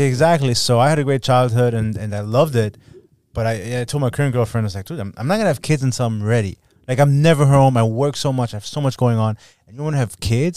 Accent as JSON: {"language": "English", "country": "Germany", "tie": "born or raised there", "moved": "yes", "lives_now": "Miami, United States", "said": "I was born and raised in Germany. I have seven siblings"}